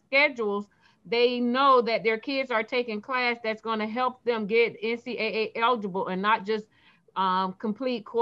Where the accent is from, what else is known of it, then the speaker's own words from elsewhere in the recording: Fort Lauderdale, Florida, United States; I'm from Fort Lauderdale, Florida